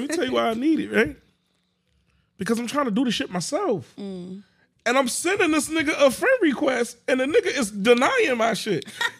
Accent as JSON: {"language": "English", "town": "Jersey City", "region": "New Jersey", "country": "United States", "said": "I'm from Norkey, from Jersey City."}